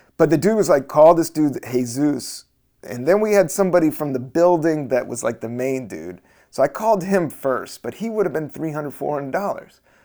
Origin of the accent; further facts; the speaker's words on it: Washington, District of Columbia, United States; also born or lived in the South; I grew up in D C, I grew up in the South